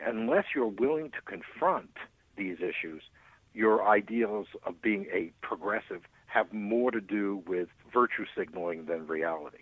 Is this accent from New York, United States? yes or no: yes; New York, United States; also born or lived in Los Angeles, California; now in California, United States; I'm originally from New York, but, you know, 50 years, I guess I have right to call myself a Californian